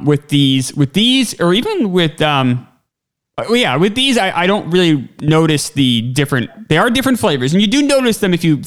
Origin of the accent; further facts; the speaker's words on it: New Hampshire, United States; I grew up in New Hampshire, so I only had white history teachers